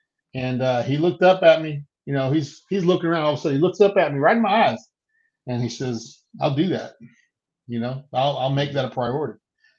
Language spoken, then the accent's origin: English; Moorhead, Mississippi, United States; So the first, I grew up in Moorhead.